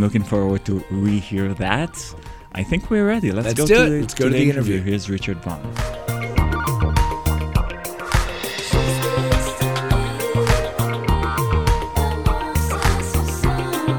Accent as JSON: {"language": "English", "country": "Israel", "accent": "Israeli", "said": "my Israeli accent"}